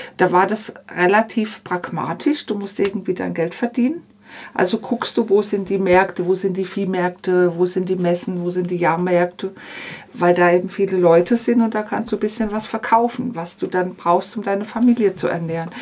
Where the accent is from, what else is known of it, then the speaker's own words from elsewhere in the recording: Upper Swabia, Baden-Württemberg, Germany; ich bin 1960 geboren, ich bin in Oberschwaben aufgewachsen, eine sehr konservative Gegend